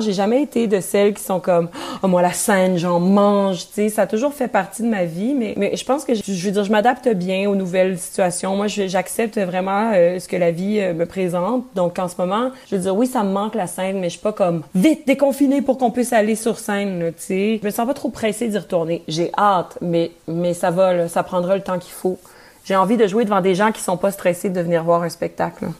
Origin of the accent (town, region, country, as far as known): Quebec, Canada; accent: Québécois; first language French